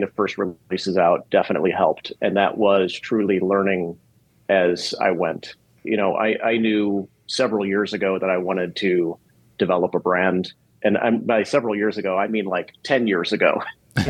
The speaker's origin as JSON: {"language": "English", "town": "Chicago", "region": "Illinois", "country": "United States", "tie": "born or raised there", "said": "I grew up in Chicago, which is one of the best cities in the world."}